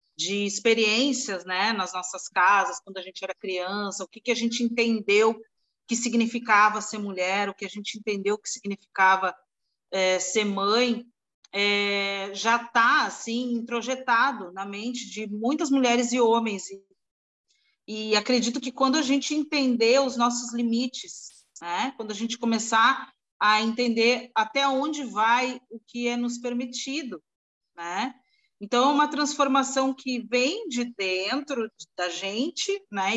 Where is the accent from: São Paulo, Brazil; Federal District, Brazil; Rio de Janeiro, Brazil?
São Paulo, Brazil; now in Santos, Brazil; eu sou paulistana de coração, mas ah, no momento eu sou também estou morando em Céu, com Santos